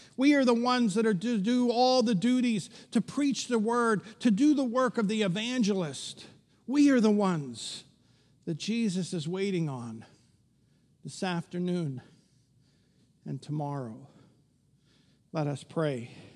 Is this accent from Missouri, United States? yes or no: no; Pittsburgh, Pennsylvania, United States; growing up in Pittsburgh, where we're pretty superstitious.